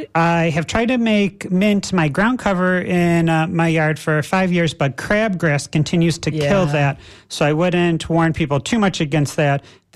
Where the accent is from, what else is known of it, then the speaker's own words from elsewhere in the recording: Waldport, Oregon, United States; moved away; When I was growing up in Oregon in a small town of Waldport